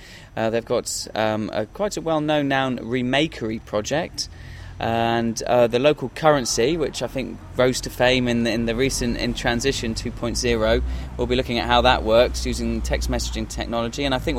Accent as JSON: {"language": "English", "town": "Totnes", "region": "South West England", "country": "United Kingdom", "said": "because I'm from Totnes, actually"}